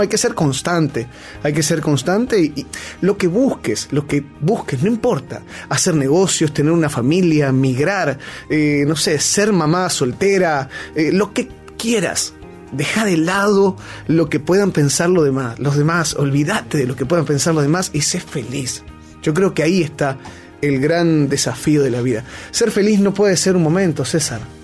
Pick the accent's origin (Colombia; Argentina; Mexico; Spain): Argentina; moved away; also born or lived in Peru; soy argentino hasta el cuello, digo galletita, digo cuello